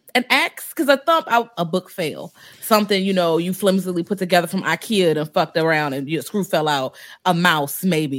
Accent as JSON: {"language": "English", "town": "Richmond", "region": "Virginia", "country": "United States", "moved": "yes", "lives_now": "DC area, United States", "said": "I'm from Richmond"}